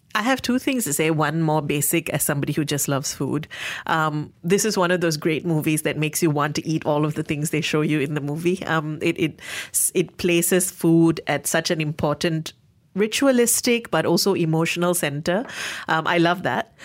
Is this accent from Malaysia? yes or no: yes; Malaysia; Being Malaysian